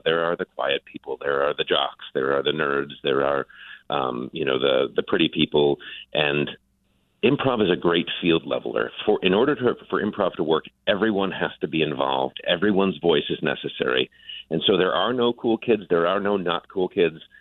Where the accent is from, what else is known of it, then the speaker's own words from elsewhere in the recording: Buffalo, New York, United States; moved away; also born or lived in Grand Rapids, Michigan / Detroit, Michigan; I grew up in Buffalo, New York